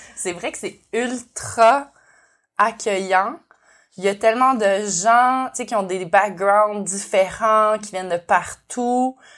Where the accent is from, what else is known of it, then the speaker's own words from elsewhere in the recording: Montreal, Quebec, Canada; moved away as an adult; also born or lived in Kootenays, British Columbia; now in Nelson, Canada; Je suis aussi montréalaise d'origine je suis née et j'ai grandi à Montréal, puis j'ai déménagé dans les Kootenays en 2018